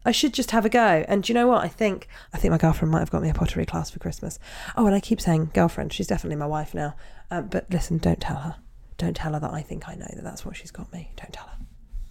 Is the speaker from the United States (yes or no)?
no; Canada; also born or lived in United Kingdom; I'm Canadian and have lived in the UK